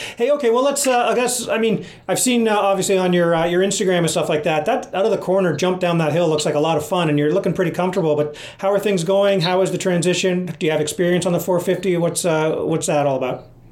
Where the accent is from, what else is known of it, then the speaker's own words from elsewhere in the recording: Canada; being Canadian